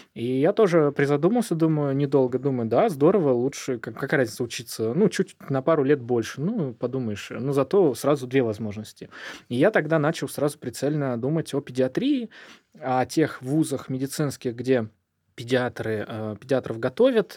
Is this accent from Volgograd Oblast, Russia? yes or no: yes; Volzhsky, Volgograd Oblast, Russia; moved away as an adult; also born or lived in Urals; now in Saint Petersburg, Russia; Я родился на Урале, но прожил там буквально несколько дней. И меня в младенчестве перевезли э, в город Волжский, это под Волгоградом, это степи, это «Плюс 40 в тени», и там я прожил 17 лет